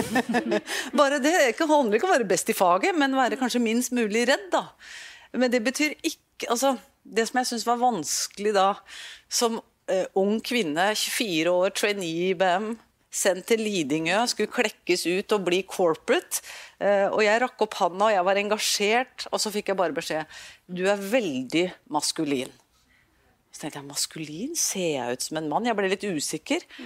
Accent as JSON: {"language": "Norwegian", "country": "Norway", "said": "jeg er nordmann"}